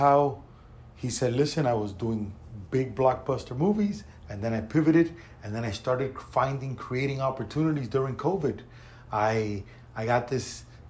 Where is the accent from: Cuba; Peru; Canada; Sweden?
Cuba; I'm from Cuba